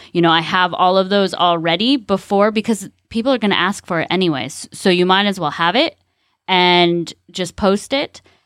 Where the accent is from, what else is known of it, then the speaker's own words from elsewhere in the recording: California, United States; now in Ocala, United States; I'm from California